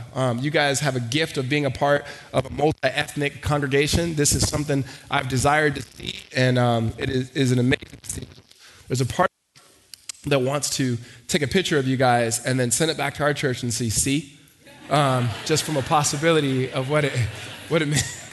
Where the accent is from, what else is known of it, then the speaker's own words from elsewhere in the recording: Los Angeles, California, United States; moved away; also born or lived in Hattiesburg, Mississippi / Arizona; we moved from um, Mississippi to Los Angeles, we were in the inner city, and from the inner city, we moved to the suburbs.